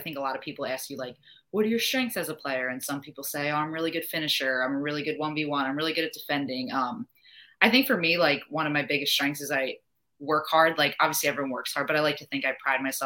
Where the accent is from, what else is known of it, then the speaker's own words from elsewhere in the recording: New Jersey, United States; moved away as an adult; also born or lived in Virginia / Boston / Utah / Kansas; now in North Carolina, United States; I'm obviously from New Jersey